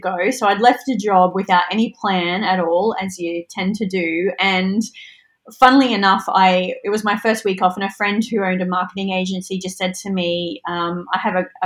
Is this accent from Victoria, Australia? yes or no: no; Mackay, Queensland, Australia; I'm from Mackay.